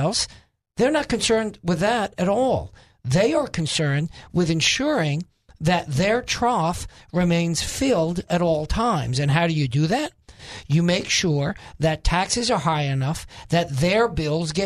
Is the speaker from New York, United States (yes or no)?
yes; New York, United States; moved away; I am originally a New Yorker